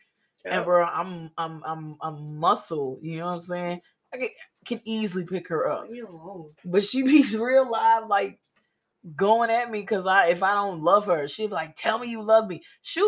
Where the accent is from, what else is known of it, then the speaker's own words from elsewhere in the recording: Mississippi, United States; And yeah, of course, I'm from Mississippi. Yeah, I picked up so much slang and lingo in the military.